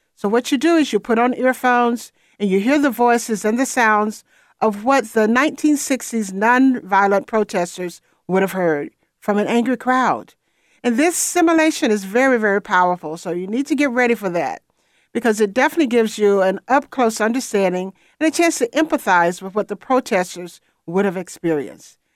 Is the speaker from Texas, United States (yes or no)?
no; Atlanta, Georgia, United States; I was born in Atlanta, and I lived there until, well, really all of my childhood